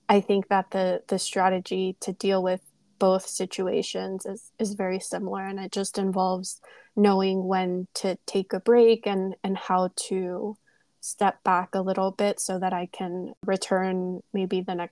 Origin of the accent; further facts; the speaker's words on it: California, United States; moved away as an adult; also born or lived in New York; I'm the daughter of Mexican immigrants. I grew up in California and moved to New York for law school.